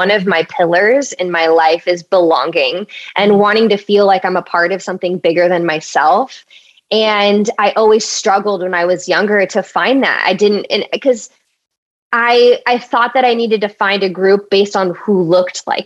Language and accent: English; Orange County, California, United States; moved away; I grew up in Orange County, so very white area, like predominantly white